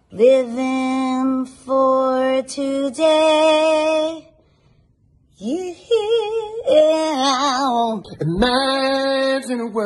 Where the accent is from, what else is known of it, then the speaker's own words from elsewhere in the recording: Chula Vista, California, United States; I'm from Chula Vista, and I just want to say that I just finished listening to the first um, episode